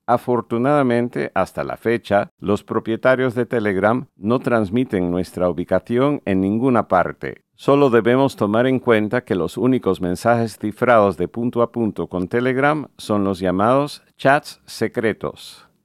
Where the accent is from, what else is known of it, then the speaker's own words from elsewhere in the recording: Connecticut, United States; mi colegio en Connecticut, Estados Unidos